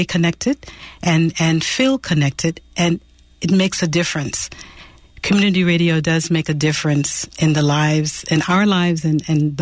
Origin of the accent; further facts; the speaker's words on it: New York City, New York, United States; moved away; I'm from New York City originally